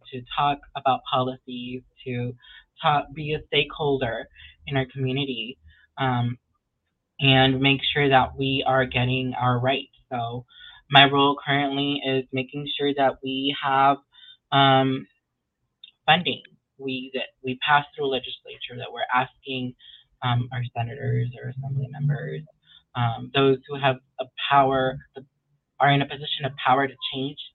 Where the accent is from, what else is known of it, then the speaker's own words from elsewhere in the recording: Washington, United States; moved away as an adult; now in Los Angeles, United States; I come from Washington State.